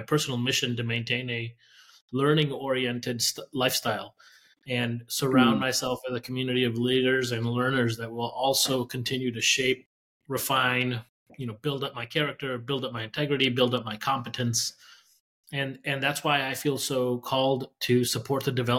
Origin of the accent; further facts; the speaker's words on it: Mexico; now in United States; my narrative as an immigrant. First generation immigrant, right? I was born in Mexico